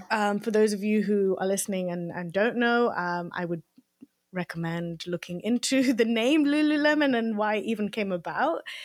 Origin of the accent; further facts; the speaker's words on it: Leicester, East Midlands, United Kingdom; I grew up in Leicester, um, in Belgrave